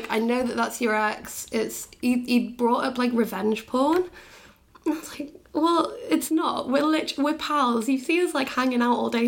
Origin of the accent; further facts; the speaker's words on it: Bath, South West England, United Kingdom; just because I'm from